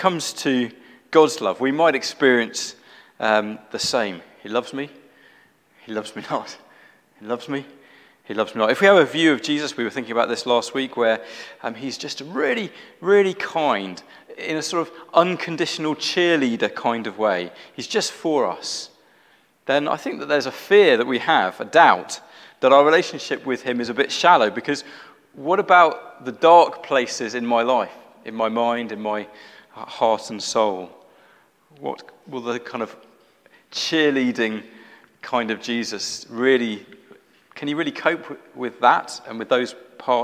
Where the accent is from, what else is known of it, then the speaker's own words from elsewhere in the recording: London, United Kingdom; moved away as an adult; now in Black Country, United Kingdom; I was born in London, but we've been in the Black Country for 16 years now